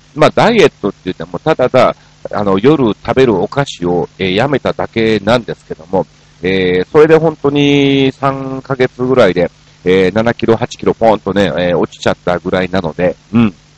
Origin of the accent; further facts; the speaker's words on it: Osaka, Japan; moved away as an adult; now in Tokyo, Japan; 大阪出身っていうのはご存